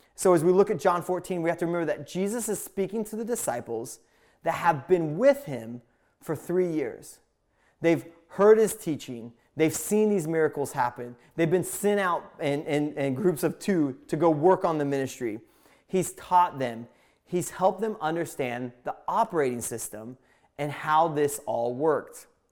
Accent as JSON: {"language": "English", "region": "Indiana", "country": "United States", "tie": "born or raised there", "also_born_or_lived": "Pacific Northwest", "moved": "yes", "said": "I grew up in a small town in Indiana"}